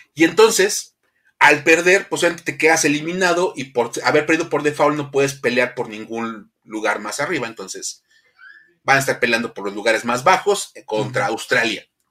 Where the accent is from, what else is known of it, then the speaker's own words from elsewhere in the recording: Mexico; cómo somos los mexicanos